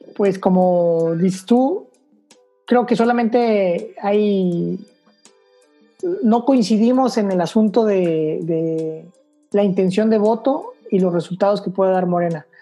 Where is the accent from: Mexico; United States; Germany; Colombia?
Mexico; tenemos que como mexicanos